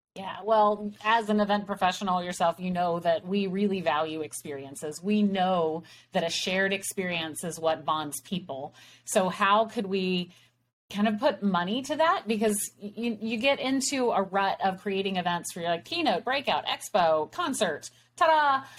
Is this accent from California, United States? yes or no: no; Texas, United States; we're from Texas